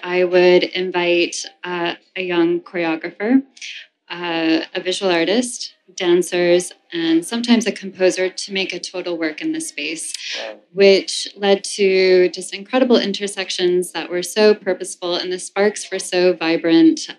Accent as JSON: {"language": "English", "town": "New York City", "region": "New York", "country": "United States", "tie": "born or raised there", "also_born_or_lived": "Amsterdam", "said": "I grew up in the New York City performing art world"}